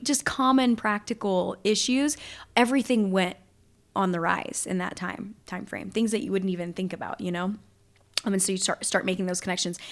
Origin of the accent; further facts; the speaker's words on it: Southwest Louisiana, United States; I grew up in Southwest Louisiana, still live there